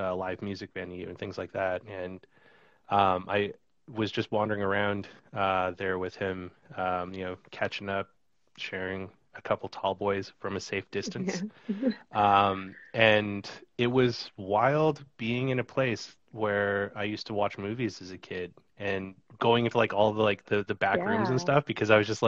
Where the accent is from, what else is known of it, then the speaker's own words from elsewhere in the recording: Kimberley, British Columbia, Canada; moved away; also born or lived in Cranbrook; where I grew up in Kimberley